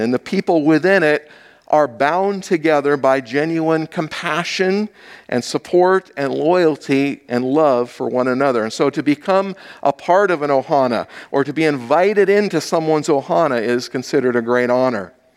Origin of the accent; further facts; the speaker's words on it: Hawaii, United States; moved away; I grew up in Hawaii.